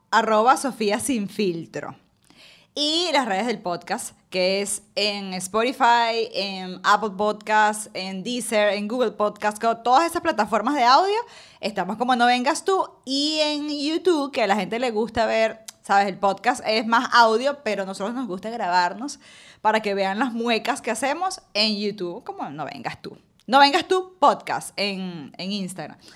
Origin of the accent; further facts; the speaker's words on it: Venezuela; moved away as an adult; Yo me vine de Venezuela y yo no había dejado de hacer radio. Me vine de Venezuela despidiendo 16 clientes.